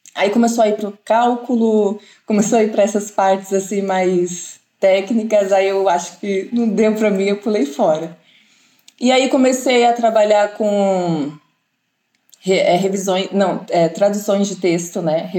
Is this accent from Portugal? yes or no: no; Brazil; sou brasileira, não tenho nenhuma descendência